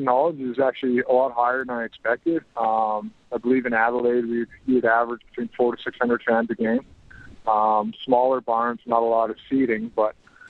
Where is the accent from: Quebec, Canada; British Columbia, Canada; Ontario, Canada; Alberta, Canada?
Alberta, Canada; Edson; moved away as an adult; now in Huntsville, Alabama, United States; Born and raised in Edson, Alberta. Haven't lived there since grade 12. Obviously, I've been here, there, and everywhere playing hockey. So, currently residing in Huntsville, Alabama.